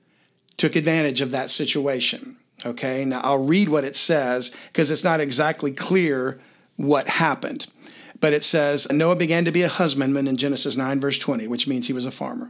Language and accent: English; Louisiana, United States; I'm from Louisiana